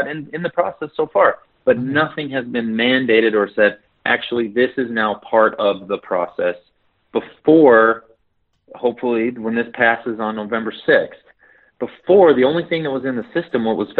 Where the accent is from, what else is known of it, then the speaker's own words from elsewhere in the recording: Ogden, Utah, United States; I'm from Ogden. I'm Ogden